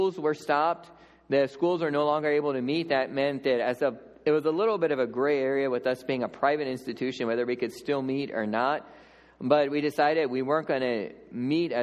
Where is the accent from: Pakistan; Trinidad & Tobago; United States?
United States; Lancaster County, Pennsylvania; moved away as an adult; also born or lived in Papua New Guinea; growing up in Lancaster County